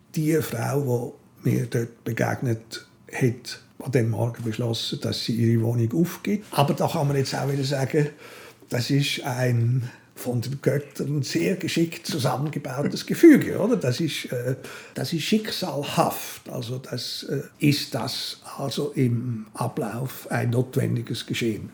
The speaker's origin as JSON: {"language": "German", "country": "Switzerland", "also_born_or_lived": "Zürich / Berlin", "moved": "as an adult", "said": "als Schweizer"}